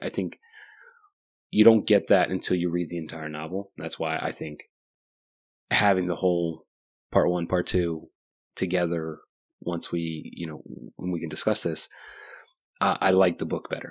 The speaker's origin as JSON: {"language": "English", "region": "Virginia", "country": "United States", "said": "I'm, I'm from Virginia"}